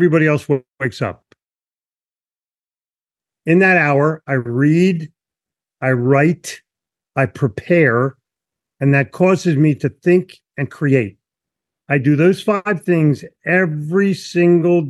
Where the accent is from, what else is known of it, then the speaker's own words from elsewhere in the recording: Philadelphia, Pennsylvania, United States; I grew up in Philly where my parents said, don't talk to anybody.